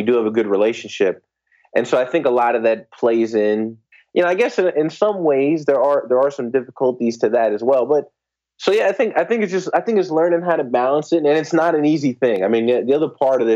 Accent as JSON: {"language": "English", "town": "Newark", "region": "New Jersey", "country": "United States", "tie": "born or raised there", "said": "I grew up in the New Jersey area. Grew up in Newark"}